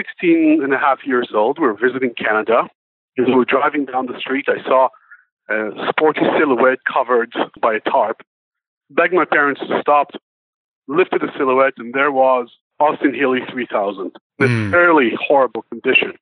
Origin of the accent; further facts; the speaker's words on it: Israel; we're from Israel